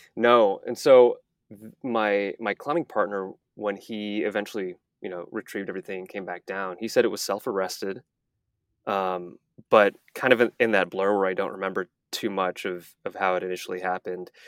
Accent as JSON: {"language": "English", "region": "Texas", "country": "United States", "tie": "born or raised there", "also_born_or_lived": "Malibu, California", "moved": "as an adult", "said": "I, I grew up in Texas"}